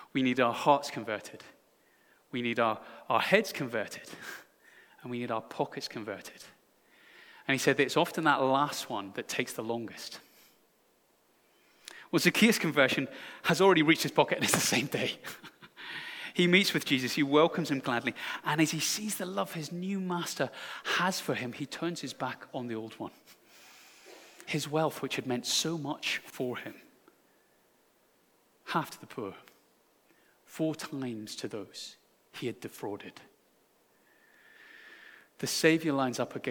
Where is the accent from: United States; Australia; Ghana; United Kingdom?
United Kingdom; I'm so British